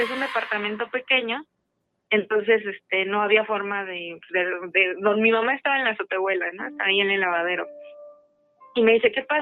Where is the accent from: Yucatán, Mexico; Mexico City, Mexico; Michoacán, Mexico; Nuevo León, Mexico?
Mexico City, Mexico; Eh, de la Ciudad de México.